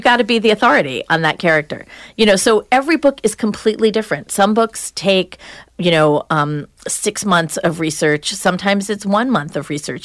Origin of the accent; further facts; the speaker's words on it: Long Island, New York, United States; now in New Hampshire, United States; I was from Long Island. I grew up in the suburbs.